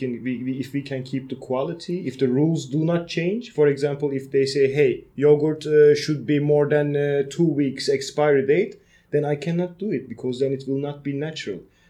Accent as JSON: {"language": "English", "country": "Turkey", "moved": "yes", "lives_now": "Netherlands", "said": "We are from a small city in Turkey"}